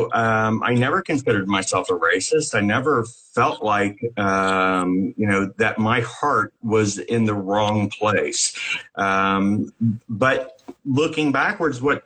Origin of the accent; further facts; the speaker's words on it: Cincinnati, Ohio, United States; now in Los Angeles, United States; I came from the Midwest. I live in Los Angeles now, but I came from the outskirts of Cincinnati is where I grew up